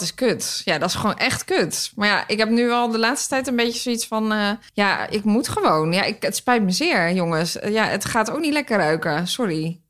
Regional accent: Hilversum, North Holland, Netherlands; een restaurant in Hilversum, waar ik vandaan kom

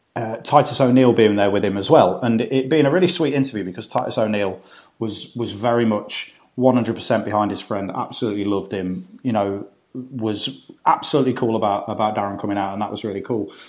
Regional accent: United Kingdom; as a British person, as an outsider looking into America

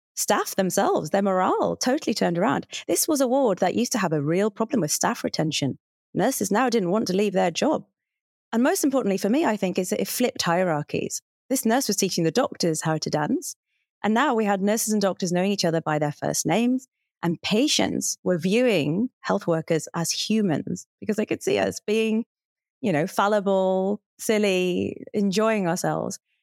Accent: Hartlepool, North East England, United Kingdom; moved away; also born or lived in Cambridge; Hartlepool, which is where I grew up

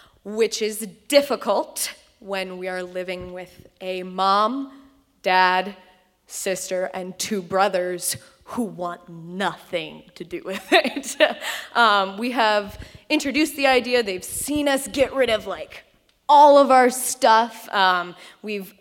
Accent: Columbus, Ohio, United States; Right here in Columbus.

